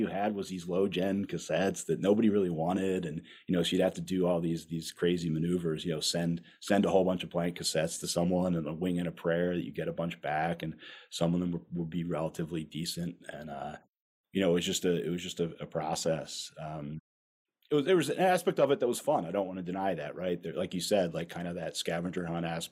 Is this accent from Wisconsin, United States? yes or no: no; outside Philadelphia, Pennsylvania, United States; I grew up outside Philadelphia